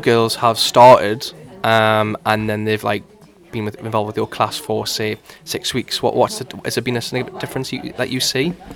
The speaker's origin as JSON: {"language": "English", "town": "Newcastle upon Tyne", "region": "North East England", "country": "United Kingdom", "accent": "Geordie", "said": "my accent is a bit of a giveaway as to where I'm from"}